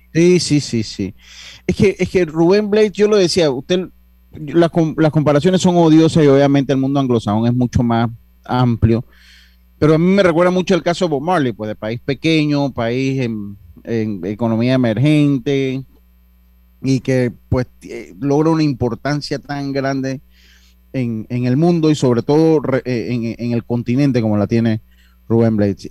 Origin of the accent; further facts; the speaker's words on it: Panama; nosotros como panameños